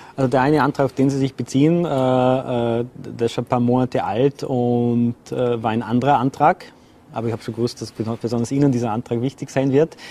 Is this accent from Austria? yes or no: yes; Vorarlberg, Austria; moved away; also born or lived in Vienna; zurückzukehren in meine Heimat